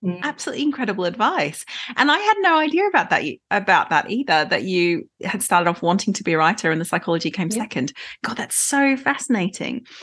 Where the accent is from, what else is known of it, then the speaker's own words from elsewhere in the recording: Australia; accent: Australian; moved away; I'm Australian. And so my accent might get stronger as the episode goes on.